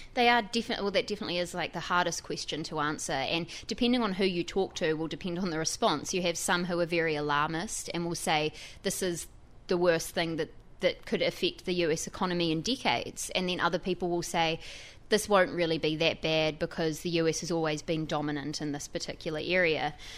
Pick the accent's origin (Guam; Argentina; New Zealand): New Zealand; now in New York, United States; as you can probably tell from my accent, I'm not from here. I'm a New Zealander.